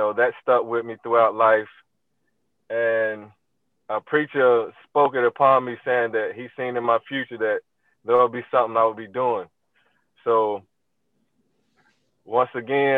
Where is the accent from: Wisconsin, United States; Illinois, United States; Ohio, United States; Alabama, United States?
Ohio, United States; Cleveland; I'm from Cleveland. We was brought up, you know, cutting wood, cutting grass, and all that type of stuff